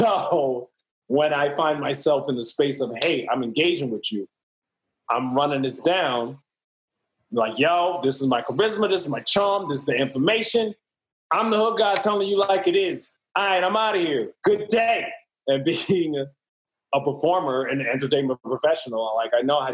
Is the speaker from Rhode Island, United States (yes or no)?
no; New York City, New York, United States; I'm from Harlem